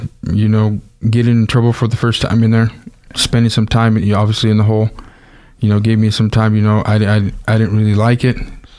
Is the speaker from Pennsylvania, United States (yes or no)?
no; Nampa, Idaho, United States; also born or lived in Los Angeles, California / Caldwell, Idaho; My parents moved up here when I was still small. We lived in Caldwell and Nampa. So I guess I was born in California, raised here all my life. And I've lived here for, you know, the past 30 years, I suppose.